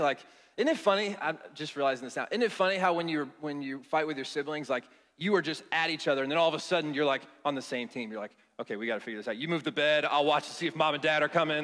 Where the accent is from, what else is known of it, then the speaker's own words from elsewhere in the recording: Cincinnati, Ohio, United States; now in Atlanta, United States; I'm originally from Cincinnati